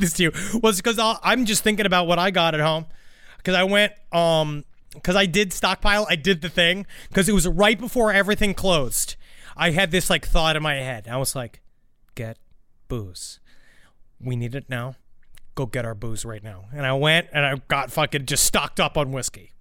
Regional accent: New York City, New York, United States; I was born in Queens, New York City.

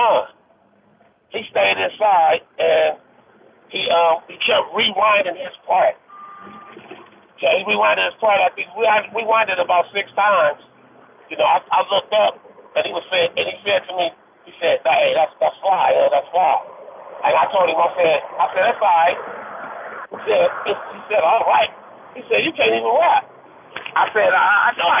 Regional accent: Compton, California, United States; I grew up in Compton, California

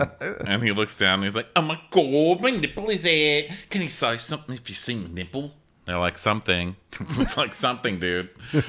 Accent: the South, United States; No, please, I'm from the South.

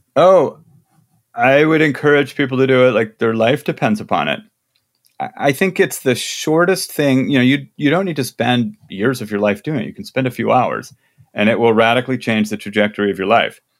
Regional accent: Midwest, United States; I'm from the Midwest

